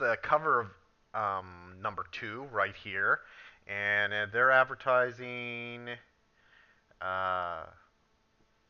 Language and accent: English; Minnesota, United States; now in Northern California, United States; Minnesota, where I grew up.